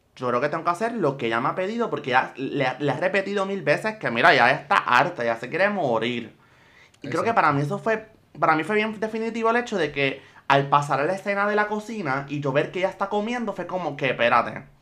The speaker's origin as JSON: {"language": "Spanish", "country": "Puerto Rico", "said": "yo soy puertorriqueña y estoy aquí"}